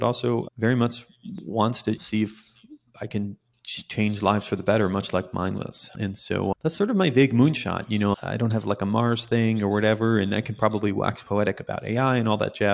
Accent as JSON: {"language": "English", "town": "Jerusalem", "region": "Jerusalem District", "country": "Israel", "tie": "born or raised there", "moved": "as an adult", "lives_now": "California, United States", "said": "So I was born in Israel, in Jerusalem, Israel, which is not even the cool city of Israel that everyone talks about."}